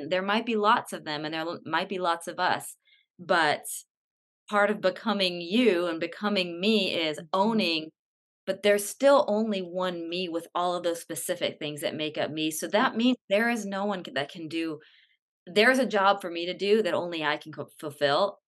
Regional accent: California, United States; moved away as an adult; now in Atlanta, United States; I live in Atlanta, but I was born and raised in California

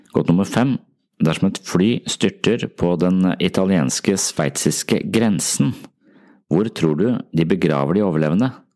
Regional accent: Tønsberg, Vestfold, Norway; moved away; tilbake til Tønsberg, som altså er min hjemby

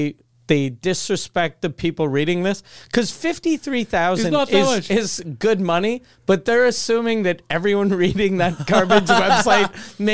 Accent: Canada; since we're Canadian

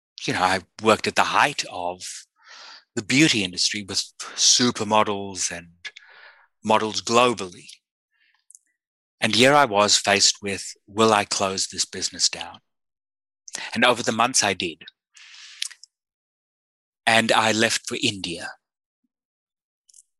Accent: South Africa; I was born in South Africa at the height of the apartheid system

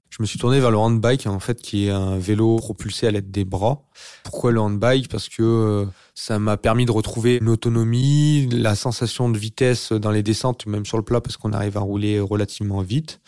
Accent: Bourg-d'Oisans, Auvergne-Rhône-Alpes, France; je suis originaire de Bourdoisan, euh, qui est au pied de l'Alpe d'Huez, c'est une petite ville euh, en montagne. Donc, j'ai pratiqué les sports de montagne durant ma jeunesse.

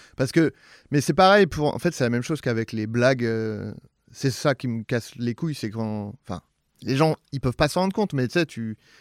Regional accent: Saint-Germain-en-Laye, Île-de-France, France; c'est Saint-Germain-en-Laye, c'est très bourgeois

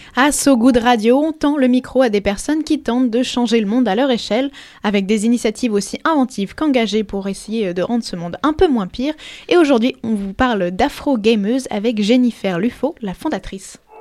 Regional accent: France; also born or lived in Paris; je suis française, basée à Paris

